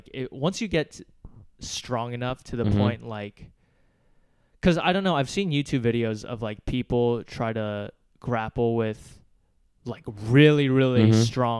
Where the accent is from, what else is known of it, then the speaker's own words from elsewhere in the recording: Virginia, United States; moved away as an adult; also born or lived in Atlanta; now in New York, United States; So I grew up in Virginia, like, right next to D.C.